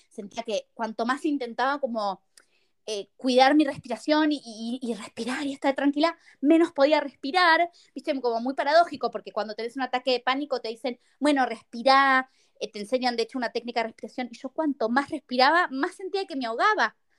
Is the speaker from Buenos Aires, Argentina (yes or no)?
yes; Buenos Aires, Argentina; moved away as an adult; now in Madrid, Spain; soy argentina, eh, nací en Buenos Aires, viví en Buenos Aires y ahora estoy viviendo en Madrid.